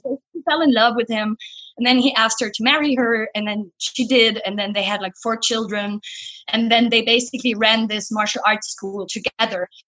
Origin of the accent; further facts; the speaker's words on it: Cologne, North Rhine-Westphalia, Germany; now in Berlin, Germany; I was born in Cologne